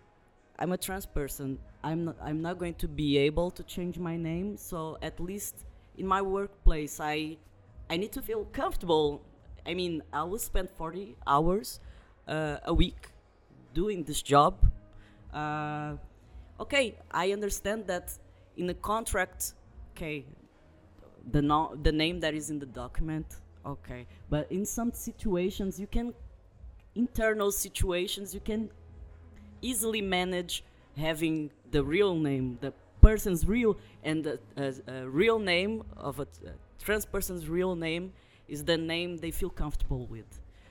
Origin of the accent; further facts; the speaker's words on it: Brazil; moved away; I was born in Brazil, so I'm still only Brazilian. I'm not a citizen, an European citizen.